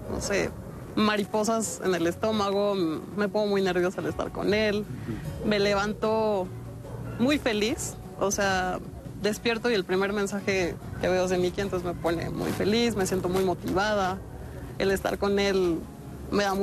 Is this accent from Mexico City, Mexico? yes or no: yes; Mexico City, Mexico; Tengo 21 años, soy de la Ciudad de México